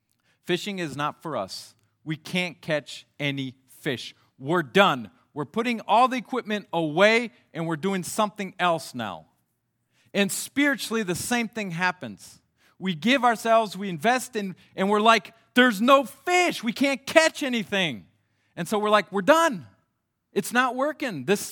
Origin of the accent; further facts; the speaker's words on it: Mali; now in France; since I grew up in Mali, West Africa, there's not too many fish in the Sahara Desert.